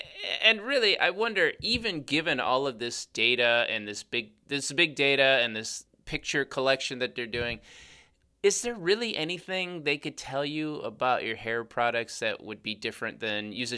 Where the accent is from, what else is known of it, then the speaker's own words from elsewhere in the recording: Chicago, Illinois, United States; accent: Chicago; I'm from Chicago. Well, that's our accent.